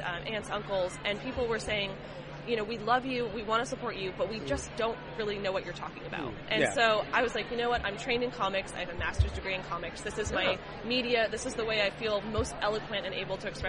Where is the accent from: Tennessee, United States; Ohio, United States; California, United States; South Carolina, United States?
California, United States; I grew up in California